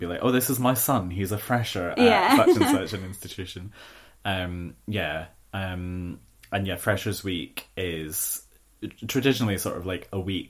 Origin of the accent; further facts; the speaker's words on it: Bathgate, Scotland, United Kingdom; moved away as an adult; I was from Bathgate